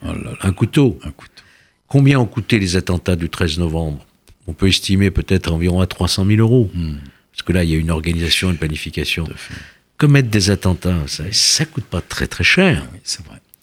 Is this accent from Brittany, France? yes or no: no; Lyon, Auvergne-Rhône-Alpes, France; je viens de Lyon